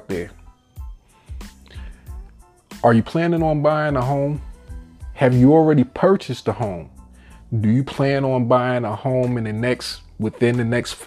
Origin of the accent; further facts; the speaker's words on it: New York, United States; moved away as an adult; now in Virginia, United States; I'm from New York, but I left that money pit about 15 years ago to move down here to Virginia